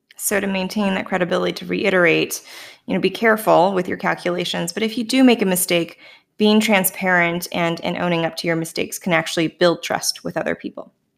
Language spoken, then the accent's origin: English; Canada; accent: Canadian; the residual Canadianness in me that sometimes bursts free